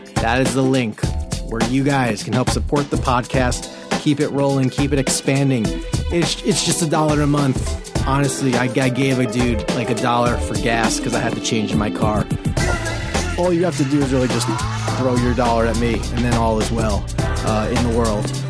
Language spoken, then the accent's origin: English; Long Island, New York, United States; I'm from Long Island.